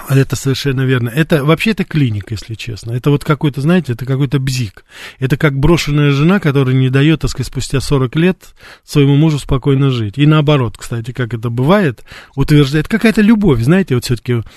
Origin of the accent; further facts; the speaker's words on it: Russia; also born or lived in United States; я журналист из России